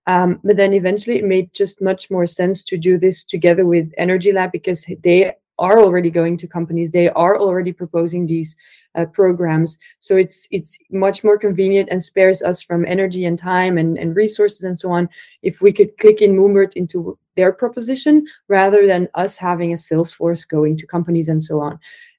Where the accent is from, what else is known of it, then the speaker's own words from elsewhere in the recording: Belgium; English is a second language; We're also from Belgium, so it's more like a local thing as well.